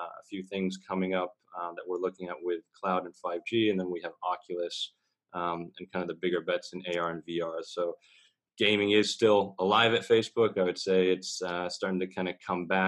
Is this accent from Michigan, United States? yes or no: yes; Michigan, United States; moved away as an adult; now in Singapore; I'm originally from the States. I grew up in that little slice of Midwest heaven known as Michigan, but I've been living in Singapore for about 9 years